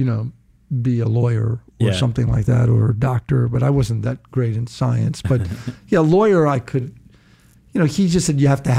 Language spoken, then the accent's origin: English; New York City, New York, United States; also born or lived in Brooklyn / Rosedale, Queens; I was born in Brooklyn. I think it was Kings County Hospital. But I grew up in Hollis, Queens, and then we moved to Rosedale, Queens.